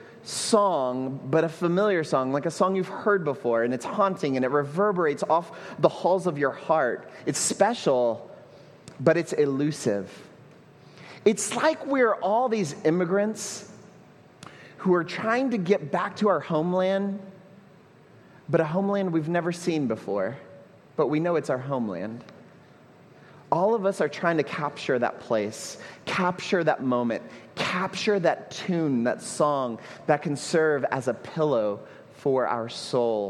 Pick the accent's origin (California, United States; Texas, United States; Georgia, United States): Texas, United States; Houston; moved away as an adult; now in Puerto Rico; When I go home to Houston, my hometown